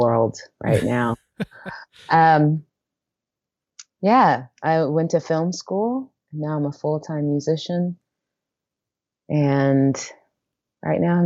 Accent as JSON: {"language": "English", "town": "Portland", "region": "Oregon", "country": "United States", "moved": "yes", "lives_now": "New York City, United States", "said": "I'm from Portland, Oregon"}